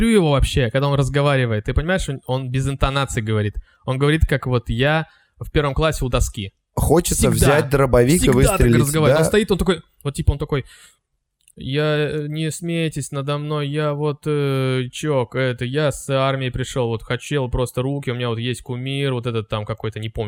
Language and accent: Russian; Ukraine; moved away; Я здесь живу, потому что просто меня привезла бабушка в свое время сюда. А так я украинец вообще, родился на Украине. … я не русский.